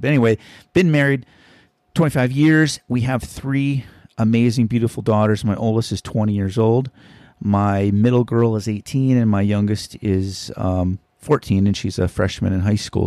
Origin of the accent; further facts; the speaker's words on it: Hawaii, United States; we're from Hawaii.